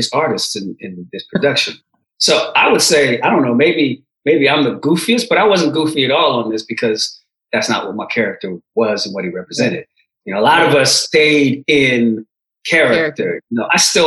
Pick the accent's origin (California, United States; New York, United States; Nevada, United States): California, United States; San Francisco Bay Area; also born or lived in Oakland / Berkeley / El Segundo; I came here when I was a baby, so my whole culture, you know, I grew up in the San Francisco Bay Area, Oakland, Berkeley, El Segundo